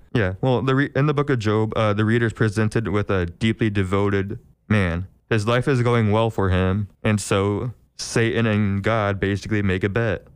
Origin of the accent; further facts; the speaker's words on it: Milford, Illinois, United States; I am from Milford, Illinois